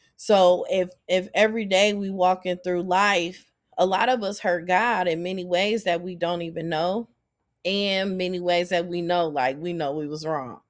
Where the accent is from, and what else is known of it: Akron, Ohio, United States; born or raised there